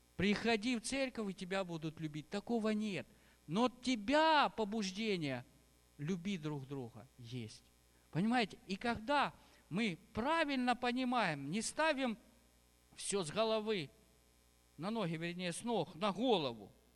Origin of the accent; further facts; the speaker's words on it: Ukraine; Я тоже здесь родился, в Украине